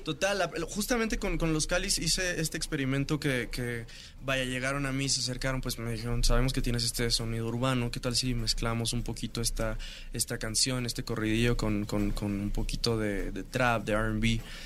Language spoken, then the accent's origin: Spanish; Mexico City, Mexico; yo crecí aquí en la Ciudad de México